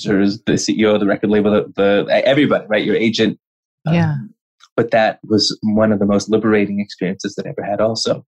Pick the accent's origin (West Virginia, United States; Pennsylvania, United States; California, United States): California, United States; Los Angeles; I'm from LA, born and raised in Los Angeles, California